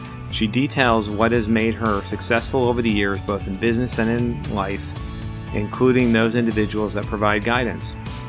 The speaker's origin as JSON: {"language": "English", "town": "East Aurora", "region": "New York", "country": "United States", "tie": "born or raised there", "said": "I grew up in East. I went to East Aurora High. Graduated '87"}